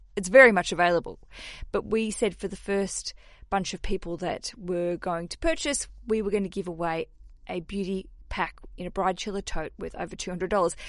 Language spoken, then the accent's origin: English; Australia; as an Australian